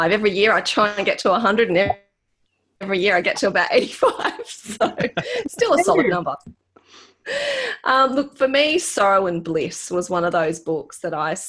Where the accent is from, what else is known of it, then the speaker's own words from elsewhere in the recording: Australia; as an Australian